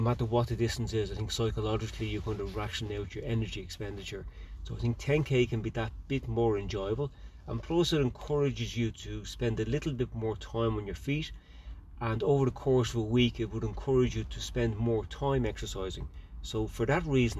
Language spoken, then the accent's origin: English; Ireland; I'm an Irish international ultra runner.